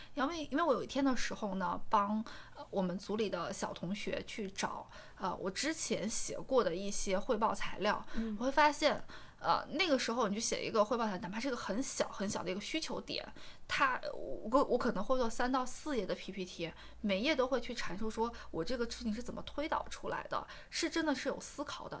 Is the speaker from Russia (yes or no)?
no; Xi'an, Shaanxi, China; moved away; 我老家西安的